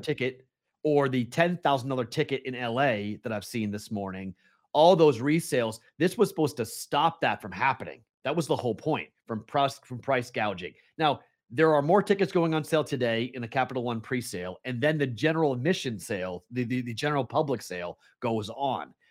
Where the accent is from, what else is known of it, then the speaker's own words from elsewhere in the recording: Boston, Massachusetts, United States; I am the Bostonian